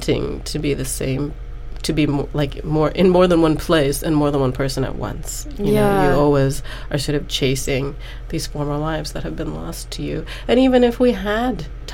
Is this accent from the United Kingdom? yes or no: no; Singapore; moved away; my experiences of growing up in Singapore